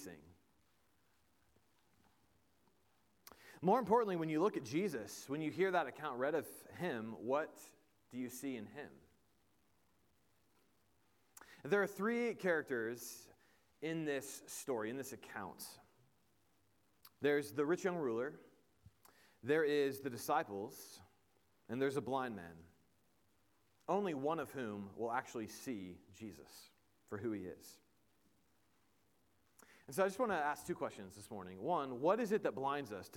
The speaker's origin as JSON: {"language": "English", "region": "Indiana", "country": "United States", "said": "I am from Indiana, and a Colts fan"}